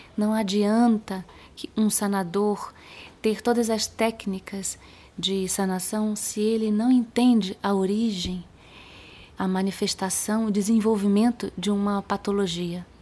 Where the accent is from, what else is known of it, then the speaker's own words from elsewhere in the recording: Rio de Janeiro, Brazil; moved away as an adult; also born or lived in Spain; now in Belo Horizonte, Brazil; Eu sou carioca